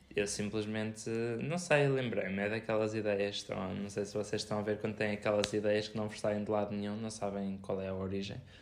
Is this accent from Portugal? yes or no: yes; Viseu, Centro, Portugal; nós somos de Viseu e, eh, e somos Viseu, Portugal